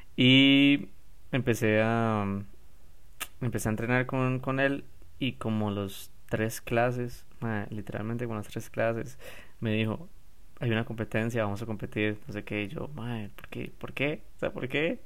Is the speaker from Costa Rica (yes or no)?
yes; San José, Costa Rica; yo soy de San José, yo no, voy no vivo en la playa